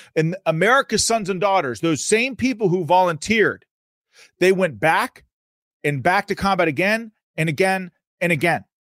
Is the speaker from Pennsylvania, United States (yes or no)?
yes; Pittsburgh, Pennsylvania, United States; my home state of Pennsylvania. Now, I'm from Pittsburgh